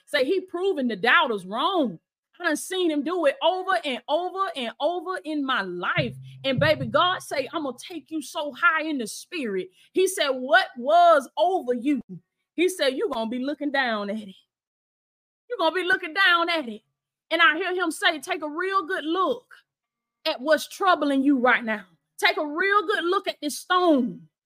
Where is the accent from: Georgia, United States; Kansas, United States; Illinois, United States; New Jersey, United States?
Georgia, United States; Blakely; moved away; my old house in in my hometown, Blakely, Georgia